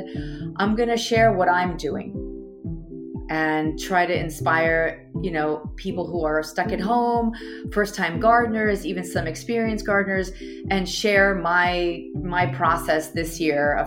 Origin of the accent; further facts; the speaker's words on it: Italy; also born or lived in United States; now in New York City, United States; I was born in Italy, and I come from a big farming family